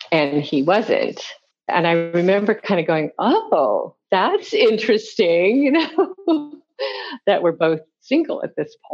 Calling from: Cody, Wyoming, United States; I'm calling from Nashville, Cody, Wyoming.

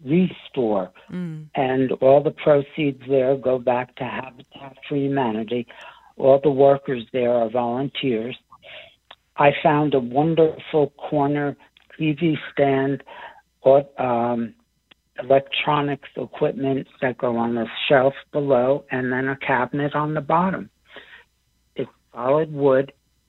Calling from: Bridgewater, New Jersey, United States; Hi, I'm from Bridgewater, New Jersey.

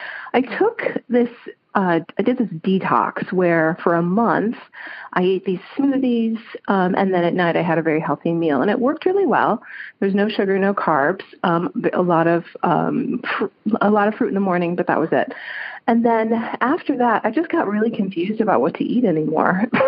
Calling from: Chicago, Illinois, United States; I'm calling you from Chicago.

